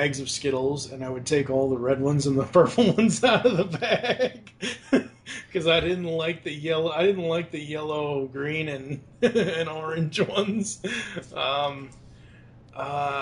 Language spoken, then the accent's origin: English; Boston, Massachusetts, United States; now in Louisville, United States; growing up in Boston, it was around Boston